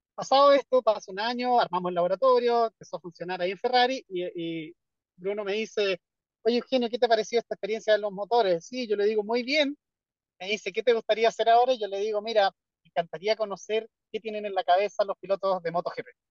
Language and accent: Spanish; Chile; also born or lived in Europe; yo me fui prácticamente recién titulado de Chile. Y trabajé en Europa cinco años, seis, no, como más años, como siete años. Y me devolví a Chile a trabajar